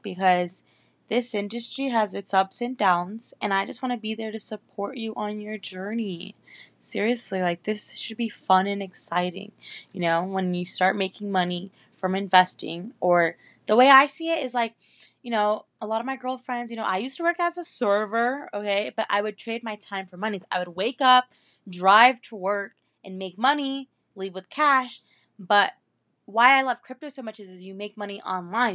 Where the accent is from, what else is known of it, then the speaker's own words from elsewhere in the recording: Northern Virginia, United States; moved away as an adult; also born or lived in Miami, Florida; now in Orlando, United States; I'm originally from Northern Virginia, Nova, right outside of D C, like fifteen, twenty minutes away. And I lived there my whole life